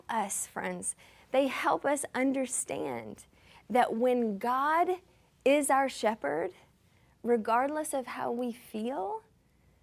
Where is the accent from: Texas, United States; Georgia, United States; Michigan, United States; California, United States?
Georgia, United States; Lincolnton; moved away as an adult; also born or lived in Pacific Northwest; now in Tacoma, United States; I remember bringing some of my college friends home to my little small town in Georgia